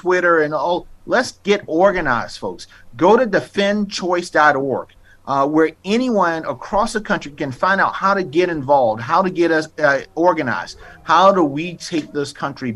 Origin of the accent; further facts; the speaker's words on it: South Carolina, United States; I live in South Carolina. I grew up in South Carolina